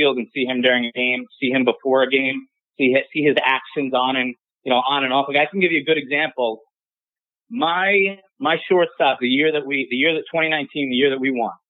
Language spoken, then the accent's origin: English; Long Island, New York, United States; I'm from Long Island